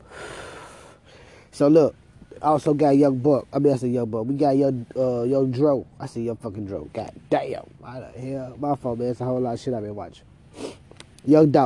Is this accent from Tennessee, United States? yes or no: yes; Memphis, Tennessee, United States; Let me take it back to my hometown, man. I want to go back to Memphis for a minute.